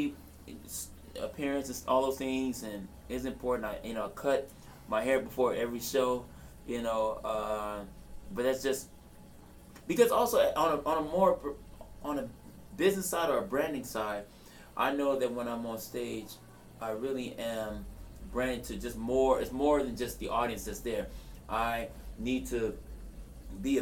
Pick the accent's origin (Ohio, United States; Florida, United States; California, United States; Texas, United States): California, United States; Los Angeles; I'm from South Central